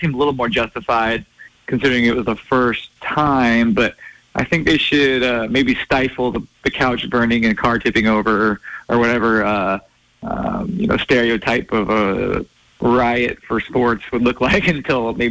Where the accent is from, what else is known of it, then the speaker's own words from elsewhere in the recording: Spokane, Washington, United States; also born or lived in North Idaho / Coeur d'Alene, Idaho; I grew up in Spokane, too. So I mean, obviously, I kind of bounced between North Idaho and Spokane as a kid